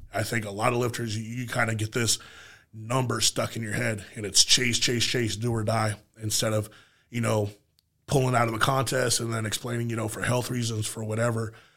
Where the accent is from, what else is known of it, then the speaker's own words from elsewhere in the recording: United States; as an American